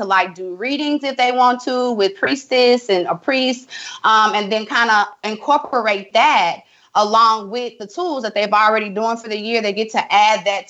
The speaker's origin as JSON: {"language": "English", "town": "Tallulah", "region": "Louisiana", "country": "United States", "tie": "born or raised there", "moved": "yes", "said": "I'm from Tallulah, Louisiana."}